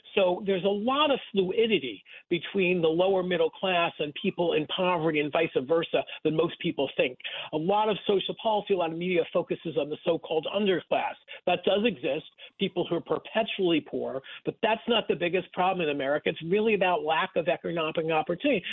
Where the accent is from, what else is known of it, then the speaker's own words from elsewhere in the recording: Rockland County, New York, United States; I grew up in Rockland County, about uh, 30 miles north of, of Times Square